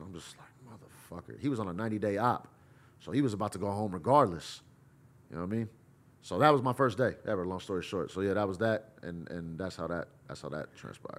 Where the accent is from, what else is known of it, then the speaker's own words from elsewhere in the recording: Bay Area, California, United States; I'm from the Bay Area